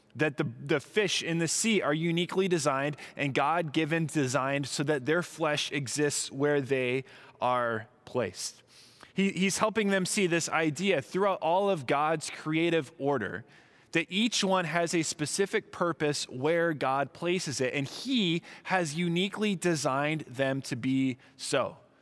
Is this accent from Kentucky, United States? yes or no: no; Southern California, United States; moved away; also born or lived in Midwest; I was from Southern California